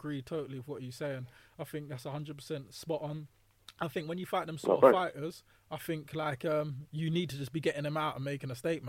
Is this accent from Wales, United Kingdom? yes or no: no; London, United Kingdom; Obviously, I'm from South.